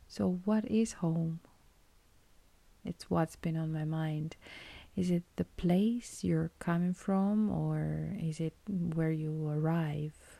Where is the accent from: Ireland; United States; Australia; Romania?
Romania; moved away as an adult; my home country